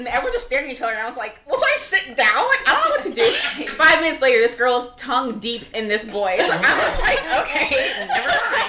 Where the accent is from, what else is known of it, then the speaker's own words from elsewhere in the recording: Florida, United States; I'm from Florida